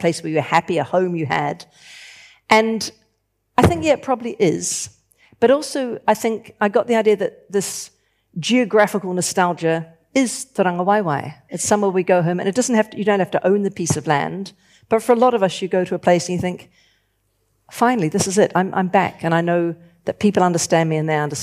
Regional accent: New Zealand; moved away; also born or lived in London; I'm from New Zealand. I'm living in London.

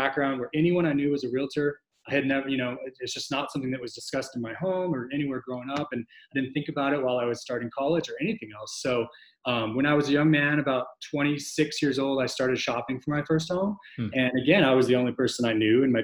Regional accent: Glendale, Arizona, United States; now in Austin, United States; I grew up in Glendale, Arizona, which is outside of Phoenix.

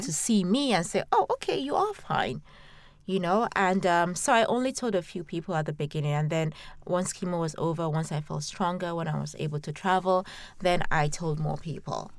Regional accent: Nigeria; now in London, United Kingdom; a Nigerian growing up in Nigeria

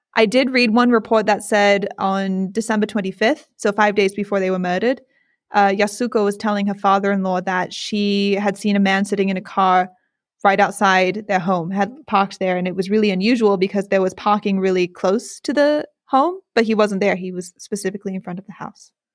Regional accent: United States; also born or lived in England; I grew up in the United States

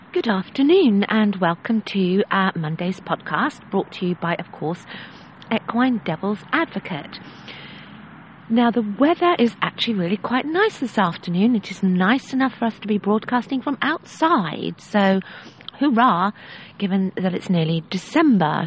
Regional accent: England, United Kingdom; Being English

